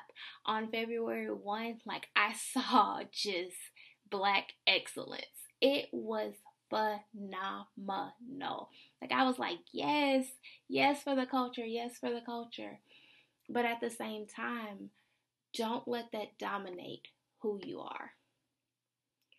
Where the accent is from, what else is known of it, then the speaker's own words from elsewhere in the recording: the South, United States; I'm a Southerner